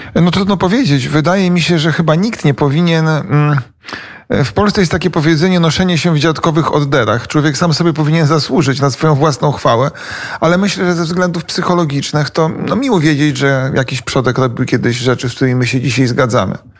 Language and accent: Polish; Poland; now in Kyiv, Ukraine; nas Polaków